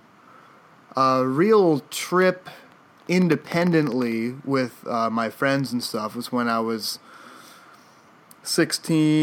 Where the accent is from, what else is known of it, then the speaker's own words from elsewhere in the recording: Canterbury, Connecticut, United States; we grew up in Connecticut, in the country, the eastern side of the state, a little town called Canterbury